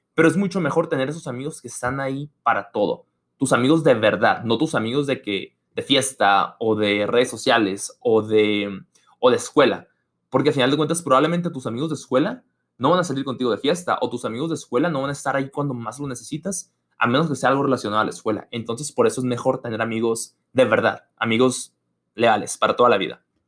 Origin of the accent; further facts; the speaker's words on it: Mexico; moved away as an adult; now in United States; soy estudiante internacional de México en Estados Unidos